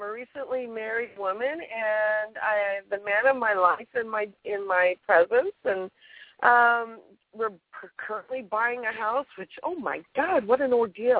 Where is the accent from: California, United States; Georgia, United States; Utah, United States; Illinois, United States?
California, United States; I'm from California.